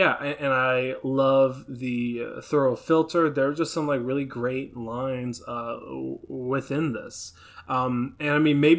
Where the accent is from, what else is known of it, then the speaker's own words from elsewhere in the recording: Pflugerville, Texas, United States; especially like me growing up in Pflugerville. Me and my friends did some of the same.